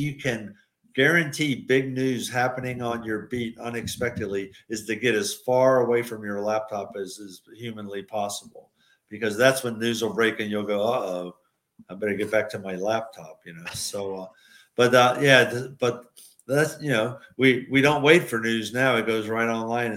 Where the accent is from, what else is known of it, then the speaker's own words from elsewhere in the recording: Richmond, Virginia, United States; moved away as an adult; now in Milwaukee, United States; my hometown of Richmond